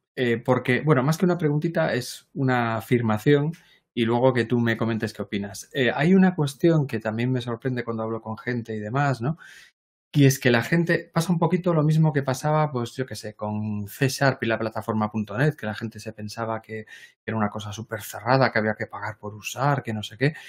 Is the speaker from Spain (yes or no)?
yes; Galicia, Spain; aquí en Galicia decimos ambas